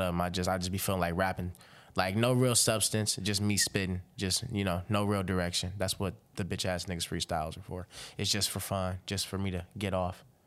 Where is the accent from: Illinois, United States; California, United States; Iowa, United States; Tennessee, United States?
Illinois, United States; Robbins; now in Fort Wayne, United States; I reside in Fort Wayne, but I am from Robbins, Illinois. It's a small town outside Chicago